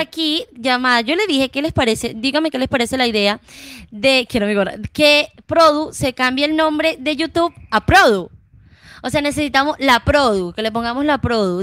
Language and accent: Spanish; Venezuela; now in Bucaramanga, Colombia